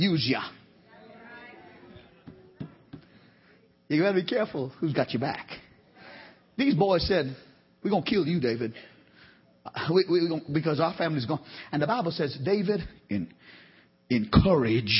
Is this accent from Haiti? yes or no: no; Trinidad & Tobago; now in Georgia, United States; I'm from Trinidad.